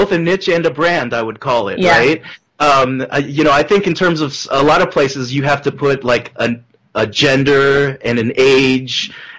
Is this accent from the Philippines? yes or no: yes; Philippines; someone being really proud of being Filipino for the longest time